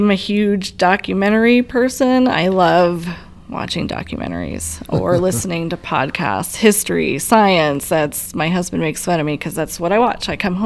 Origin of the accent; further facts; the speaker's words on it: Colorado, United States; also born or lived in Las Vegas, Nevada; I was born in Las Vegas, Nevada, but I've lived most of my life here in Colorado, so my parents moved me out here. I was like two, so I consider myself a native